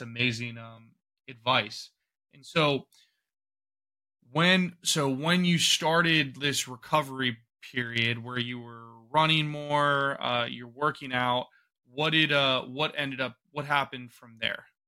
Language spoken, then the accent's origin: English; Ohio, United States; I'm from Ohio